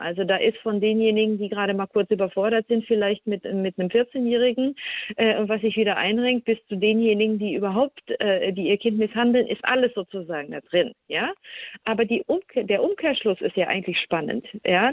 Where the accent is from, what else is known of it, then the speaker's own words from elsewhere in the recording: Germany; bei uns in Deutschland